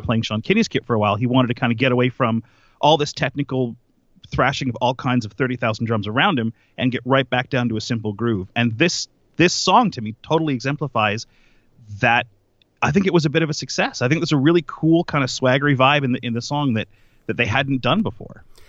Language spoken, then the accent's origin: English; Nova Scotia, Canada; I grew up in Nova Scotia, a very small town